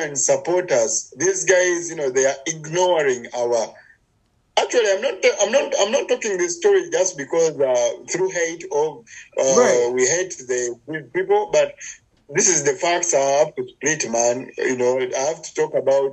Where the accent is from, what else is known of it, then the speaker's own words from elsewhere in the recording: Uganda; I'm from Uganda in Africa